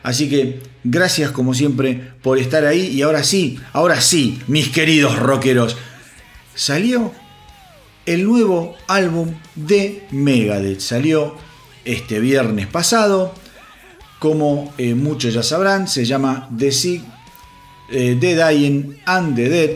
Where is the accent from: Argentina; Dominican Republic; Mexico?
Argentina; yo soy de Argentina